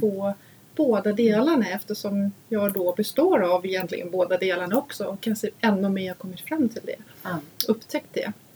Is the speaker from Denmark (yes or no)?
yes; Denmark; Swedish is a second language; now in Sweden; Vi var hemma och hälsade på min familj